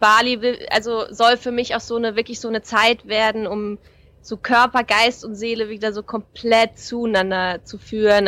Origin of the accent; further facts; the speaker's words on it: Saarland, Germany; moved away; also born or lived in Black Forest / Hamburg; ich komme aus dem Saarland